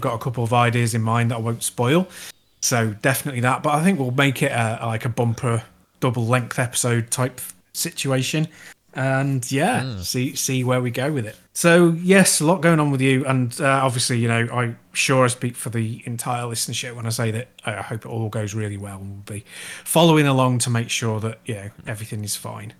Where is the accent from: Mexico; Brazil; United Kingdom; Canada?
United Kingdom; Chester, North West England; I'm from Chester.